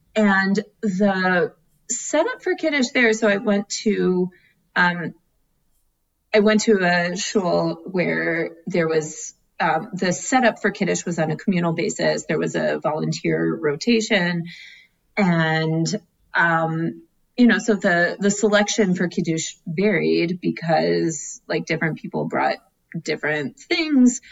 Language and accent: English; Atlanta, Georgia, United States; now in Philadelphia, United States; the shul I grew up in in Atlanta